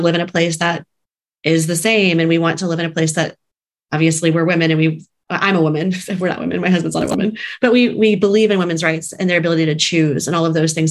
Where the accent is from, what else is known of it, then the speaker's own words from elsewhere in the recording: San Antonio, Texas, United States; moved away as an adult; also born or lived in New York City; now in Kansas City, United States; we are originally from Texas, San Antonio, Texas, and moved to New York City for a period of time in our 20s and 30s